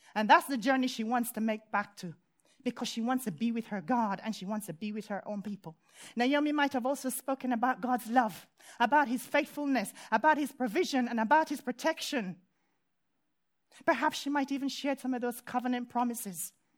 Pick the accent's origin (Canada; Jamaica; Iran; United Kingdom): Jamaica; moved away; when I was a child growing up in Jamaica